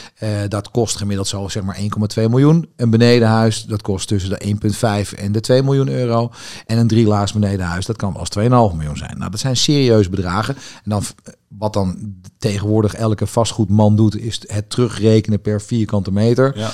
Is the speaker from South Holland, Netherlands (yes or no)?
no; Amsterdam, North Holland, Netherlands; ik ben geboren Amsterdammer